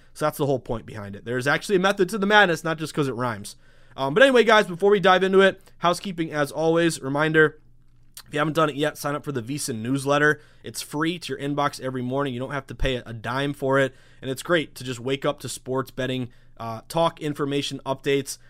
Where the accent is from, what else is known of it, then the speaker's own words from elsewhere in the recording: the Berkshires, Western Massachusetts, United States; moved away as an adult; now in Boston, United States; I was born and raised in the Berkshires of Western Massachusetts, the boonies out in Western Mass, about as far as you can go before you hit New York